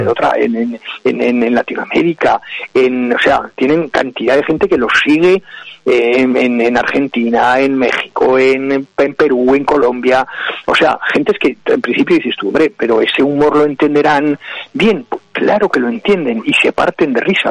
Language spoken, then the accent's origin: Spanish; Aragon, Spain; yo como aragonés y como aragonesista